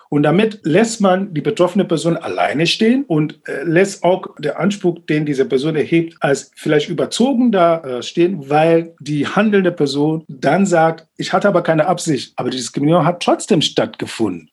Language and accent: German; Ghana; now in Berlin, Germany; in Ghana, wo ich aufgewachsen bin